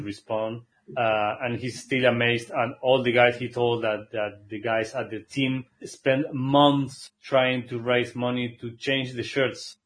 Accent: Argentina; I am from Argentina

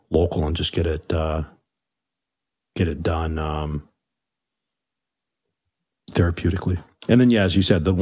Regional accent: Long Beach, California, United States; growing up in Long Beach

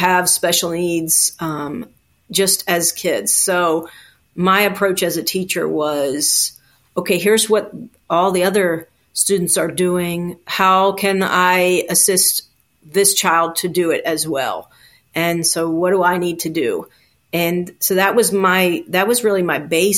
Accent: Baltimore, Maryland, United States; I was born in Baltimore City, and that's where I grew up

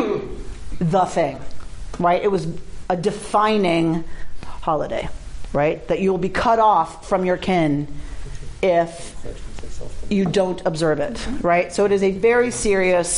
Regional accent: Atlanta, Georgia, United States; I grew up in Atlanta

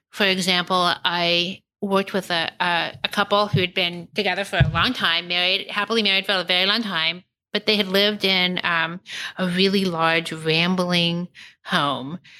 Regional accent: Kansas City, United States; born there; I was born in Kansas City and just on a whim moved to New York and then moved to San Francisco and moved to Philadelphia and then back to New York.

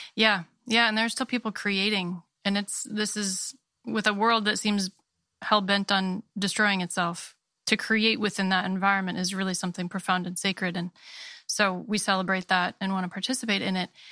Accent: Maine, United States; I was born and raised in Maine

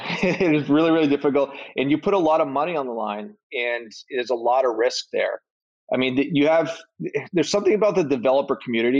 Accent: Boston, Massachusetts, United States; I'm from Boston

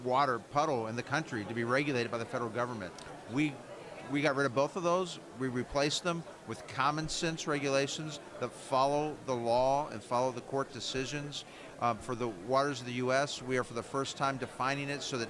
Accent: right outside Cincinnati, Ohio, United States; I grew up in Ohio, right outside Cincinnati.

